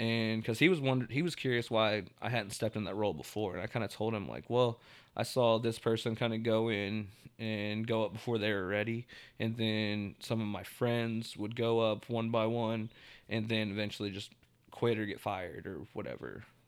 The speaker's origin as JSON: {"language": "English", "town": "Tulsa", "region": "Oklahoma", "country": "United States", "tie": "born or raised there", "said": "I'm from Tulsa, like, born and raised"}